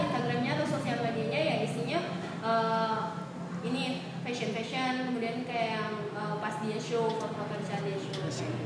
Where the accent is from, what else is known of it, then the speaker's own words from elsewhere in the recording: Sumbawa Besar, West Nusa Tenggara, Indonesia; Aku aslinya Sumbawa Besar, Nusa Tenggara Barat.